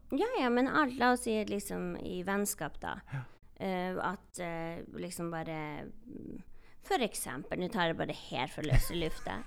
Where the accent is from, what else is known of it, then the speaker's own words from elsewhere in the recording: Northern Norway, Norway; jeg er samisk og fra Nord-Norge